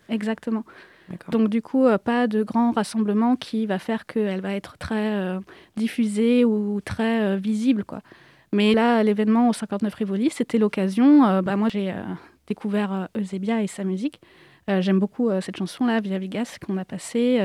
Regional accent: France; je suis née en France, contrairement à mes frères et sœurs

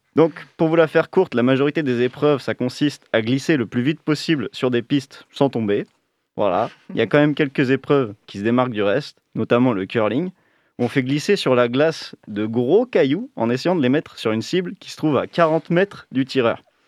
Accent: France

